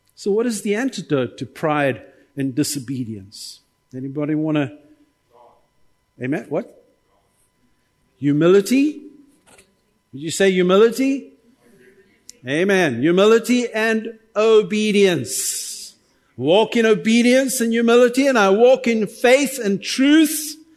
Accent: South Africa; as a South African

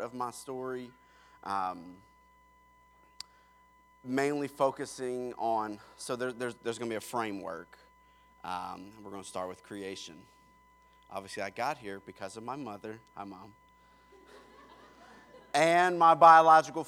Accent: Kentucky, United States; also born or lived in Pennsylvania; we moved to Kentucky, where my mom's side of the family's from

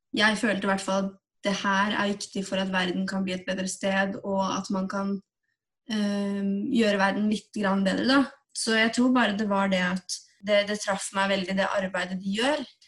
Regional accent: Tønsberg, Vestfold, Norway; moved away as an adult; now in Oslo, Norway; Jeg kommer fra Tønsberg, ikke så langt unna Oslo

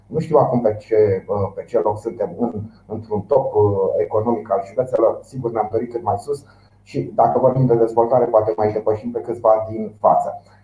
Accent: Romania; noi suntem români și avem experiențe în această țară

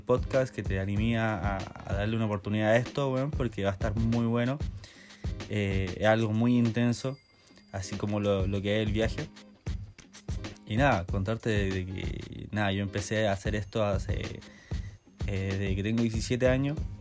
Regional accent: Maipú, Santiago Metropolitan Region, Chile; moved away as an adult; now in New Zealand; soy chileno, soy de Maipú, de Santiago

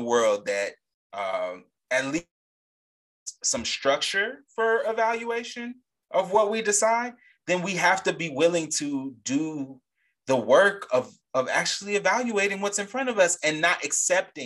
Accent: a Gulf of Mexico state, Gulf Coast, United States; the Gulf of Mexico, right next to my home state

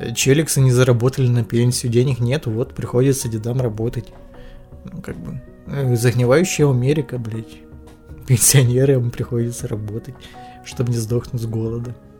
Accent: Ukraine; я как бы украинец

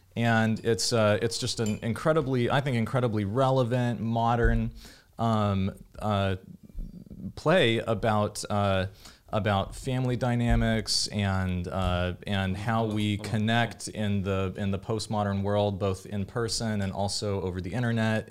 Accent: Davis, California, United States; growing up in Davis, California

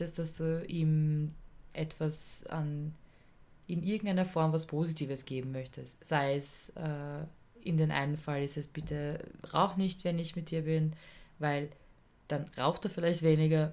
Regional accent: Vienna, Austria; also born or lived in Tyrol; bei uns in Wien

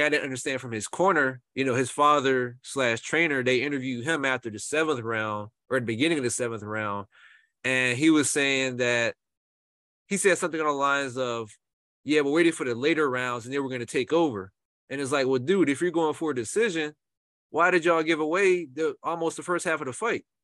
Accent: Portsmouth, Virginia, United States; I'm from the Portsmouth in VA

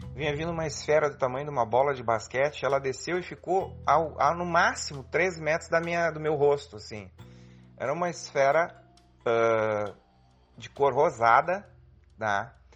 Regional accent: Porto Alegre, Rio Grande do Sul, Brazil; sou de Porto Alegre

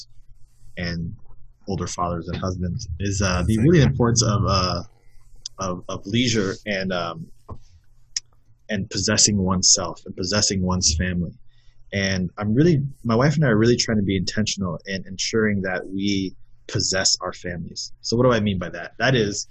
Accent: West Valley, Arizona, United States; also born or lived in South Bend, Indiana; growing up in the West Valley and having friends that had gone to St. Mary's

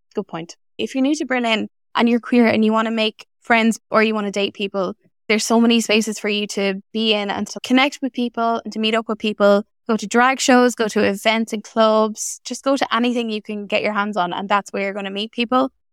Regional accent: Ireland; moved away as an adult; also born or lived in Galway; now in Netherlands; I'm an Irish expat living in the Netherlands since twenty nineteen.

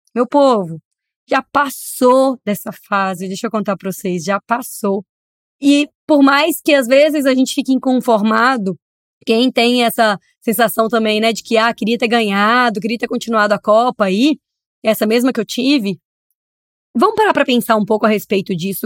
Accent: Brazil; como brasileiro, como torcedor

